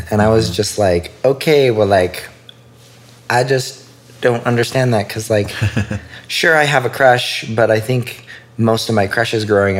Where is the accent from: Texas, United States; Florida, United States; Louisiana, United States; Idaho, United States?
Idaho, United States; Idaho Falls; moved away as an adult; also born or lived in Utah; I grew up in Idaho Falls. Okay. Yeah. Born and raised. Parents still live in the same house. Been there for 30 years.